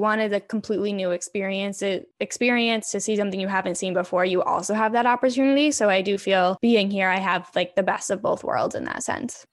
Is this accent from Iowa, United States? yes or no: no; Connecticut, United States; moved away as an adult; now in Boston, United States; I grew up in Connecticut